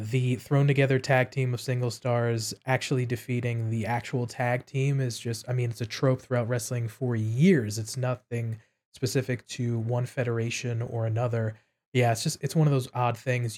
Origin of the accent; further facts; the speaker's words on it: New York City, New York, United States; I'm from New York City